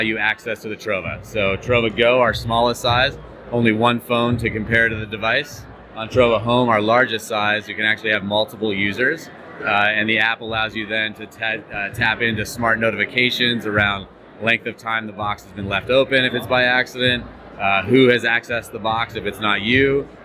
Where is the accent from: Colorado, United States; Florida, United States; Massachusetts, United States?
Colorado, United States; Denver; I'm from Denver, Colorado